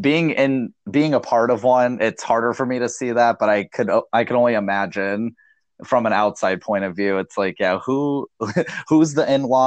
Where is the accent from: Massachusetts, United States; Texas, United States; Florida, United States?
Massachusetts, United States; I'm from Massachusetts